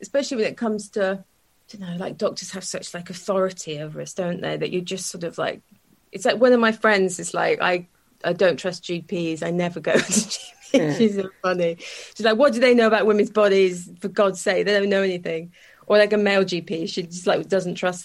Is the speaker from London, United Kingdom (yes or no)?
no; South Wales, United Kingdom; I grew up in South Wales.